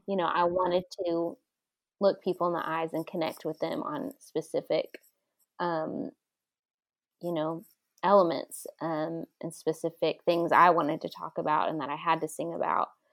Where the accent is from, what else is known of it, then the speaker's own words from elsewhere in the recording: Dallas, Texas, United States; moved away as an adult; now in Franklin, United States; I'm from Dallas originally